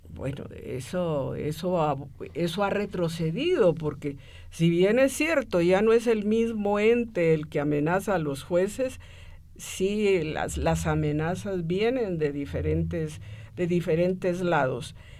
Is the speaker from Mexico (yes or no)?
no; Guatemala City, Guatemala Department, Guatemala; nací en la ciudad de Guatemala.